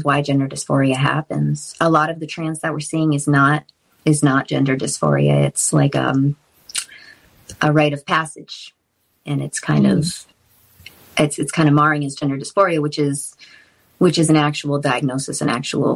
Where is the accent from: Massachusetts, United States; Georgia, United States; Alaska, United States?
Massachusetts, United States; I grew up in Massachusetts